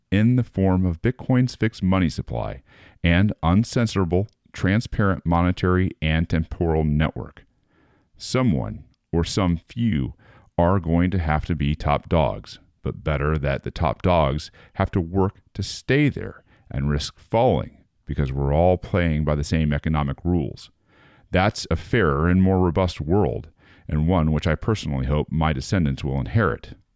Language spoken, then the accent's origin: English; United States